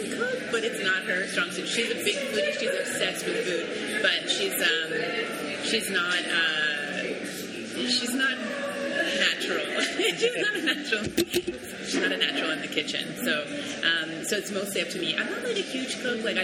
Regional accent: Montreal, Quebec, Canada; I grew up in Canada, in Montreal, but I did, and also, yeah, I'm from Montreal

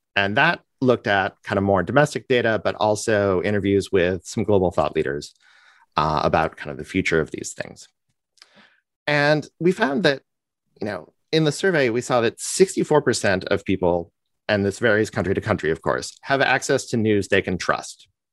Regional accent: United States; I'm an American, and you know how we get, we like to talk about ourselves

